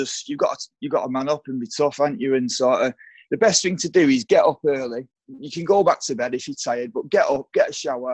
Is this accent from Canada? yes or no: no; Oldham, North West England, United Kingdom; also born or lived in Manchester; I grew up in Oldham, so I've lived all over, most part in Saddleworth.